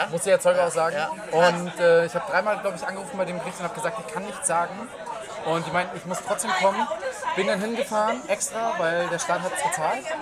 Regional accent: Nuremberg, Bavaria, Germany; Leute, ich bin aus Nürnberg, extra nach Rügen gefahren.

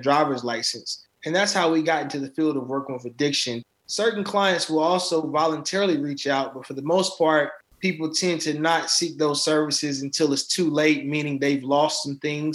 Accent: Charlotte, North Carolina, United States; I'm currently out of Charlotte, North Carolina

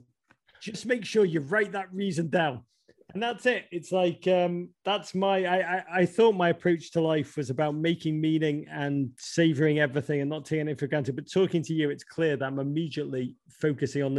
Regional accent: Liverpool, North West England, United Kingdom; moved away as an adult; now in United States; I grew up in Liverpool in the 1980s.

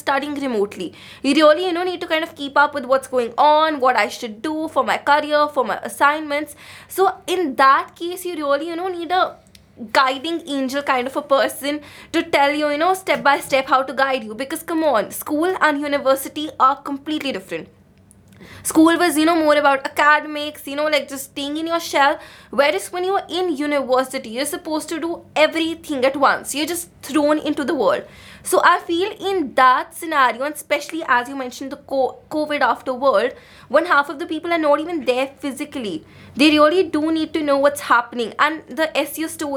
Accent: India; now in Bath, United Kingdom; I come from India, where the literacy rate is super, super low

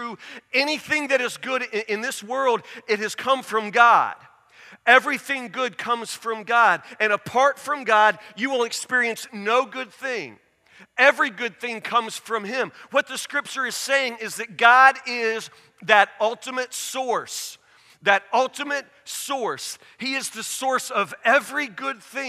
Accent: Woodburn, Kentucky, United States; I grew up in Woodburn. There's nothing here

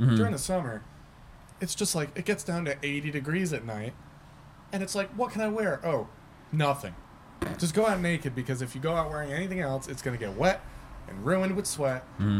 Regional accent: New York, United States; moved away; I'm from New York, so when I go visit New York

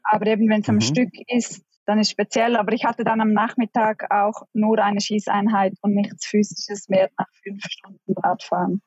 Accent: Pontresina, Graubünden, Switzerland; also born or lived in Norway; ich bin im Engadin in Pontresina aufgewachsen

